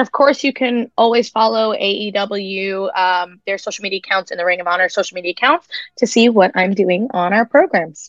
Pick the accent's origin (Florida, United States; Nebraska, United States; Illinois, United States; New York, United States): New York, United States; Long Island; where I'm from, I'll tell them Long Island straight up